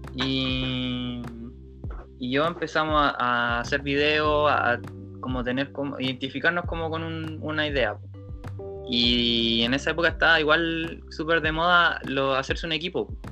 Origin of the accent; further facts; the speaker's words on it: Talcahuano, Biobío, Chile; also born or lived in San Pedro de la Paz, Chile / Concepción, Chile / Santiago, Chile / Valparaíso, Chile; soy de Conce, nací en Talcahuano y viví como toda mi infancia, mi adolescencia entre Talcahuano, San Pedro y patinando en Concepción